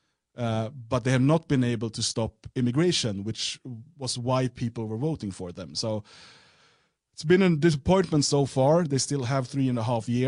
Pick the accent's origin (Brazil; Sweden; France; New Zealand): Sweden; In Sweden, we have